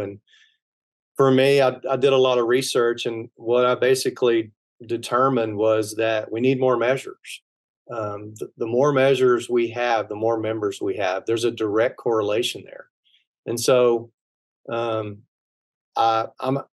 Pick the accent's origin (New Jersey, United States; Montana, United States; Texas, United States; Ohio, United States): Texas, United States; I'm from Texas